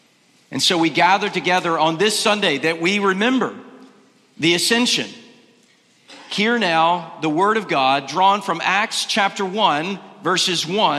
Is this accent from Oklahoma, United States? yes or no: no; North Carolina, United States; moved away; Robert Coles lives in my home state of North Carolina.